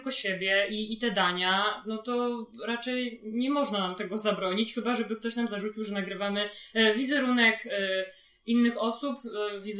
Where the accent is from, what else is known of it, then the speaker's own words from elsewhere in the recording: Warsaw, Masovian Voivodeship, Poland; jesteśmy z Warszawy